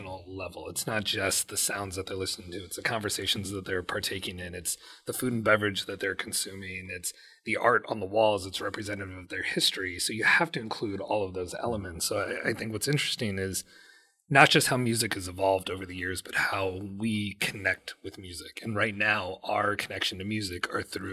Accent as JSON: {"language": "English", "country": "United States", "said": "as a Pakistani American"}